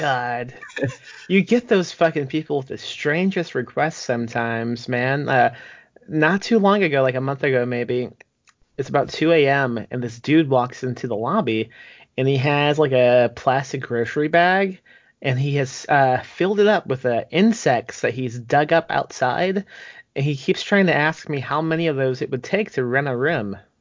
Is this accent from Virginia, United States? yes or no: no; Indiana, United States; moved away as an adult; also born or lived in Texas; now in San Antonio area, Texas, United States; I'm from Indiana, and I moved to Texas when I was 18.